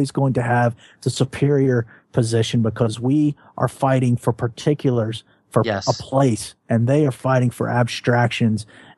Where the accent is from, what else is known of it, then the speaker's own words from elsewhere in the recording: the American South, United States; as a Southerner